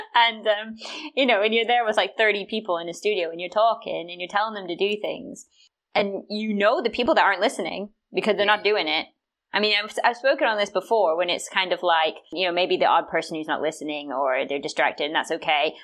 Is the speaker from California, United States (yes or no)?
no; South Carolina, United States; I'm from South Carolina